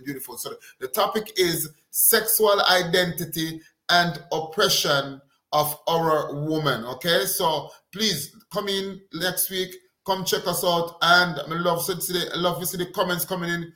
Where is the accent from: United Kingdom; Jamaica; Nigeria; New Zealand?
Jamaica; I come from Jamaica.